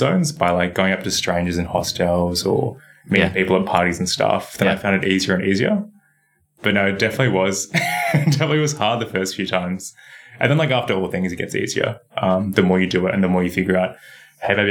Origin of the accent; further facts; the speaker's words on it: Australia; being Australian